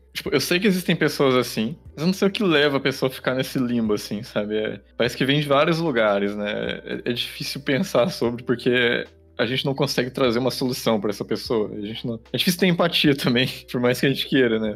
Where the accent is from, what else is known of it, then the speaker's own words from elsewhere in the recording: Caçapava, São Paulo, Brazil; moved away; a minha cidade natal, a cidade de Caçapava